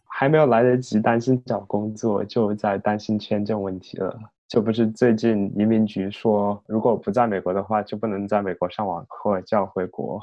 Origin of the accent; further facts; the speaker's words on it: Chongqing, China; moved away as an adult; now in United States; 我的家乡在重庆嘛，也不是北京、上海的一线城市